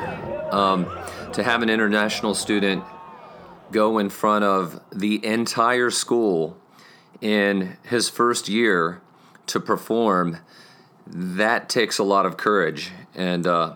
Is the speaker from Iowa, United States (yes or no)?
no; Richmond, Virginia, United States; now in Lexington, United States; I was born in Richmond, Virginia